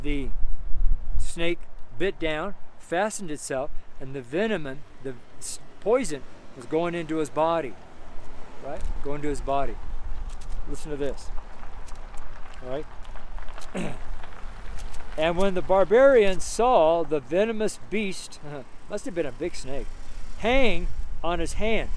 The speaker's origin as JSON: {"language": "English", "area": "Washoe Valley", "region": "Nevada", "country": "United States", "tie": "born or raised there", "moved": "yes", "lives_now": "Nederland, United States", "said": "where I was raised in Washoe Valley, there are a lot of rattlesnakes"}